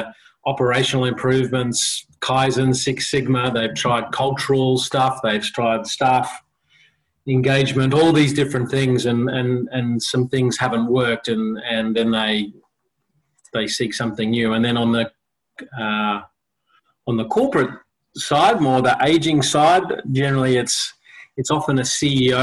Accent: Australia; also born or lived in South Africa / Sydney, Australia / Brisbane, Australia; Grew up in Sydney, came to Brisbane, and we came to Chapel Hill on that side of town, went to school at Brisbane Boys College, BBC

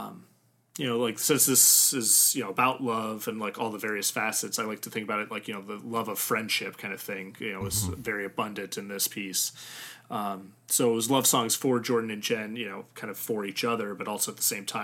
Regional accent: Germany; born there; it wasn't until college that I started learning German, even though I was born in Germany.

